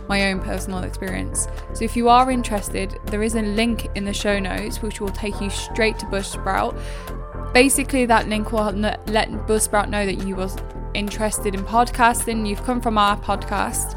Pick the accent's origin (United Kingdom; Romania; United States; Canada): United Kingdom; England; I'm English